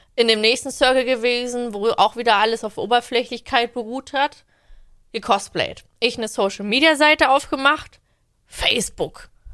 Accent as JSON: {"language": "German", "town": "Leipzig", "region": "Saxony", "country": "Germany", "tie": "born or raised there", "moved": "as an adult", "lives_now": "Berlin, Germany"}